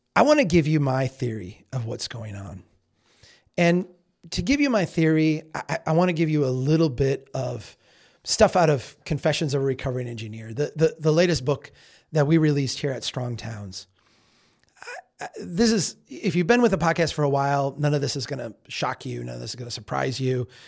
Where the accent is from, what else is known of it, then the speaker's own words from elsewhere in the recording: Minnesota, United States; I'm from Minnesota.